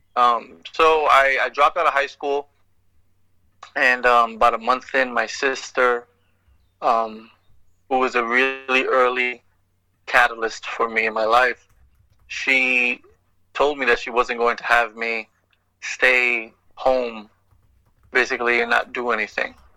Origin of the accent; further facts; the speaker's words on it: New York, United States; moved away; growing up in New York and being you know this Puerto Rican kid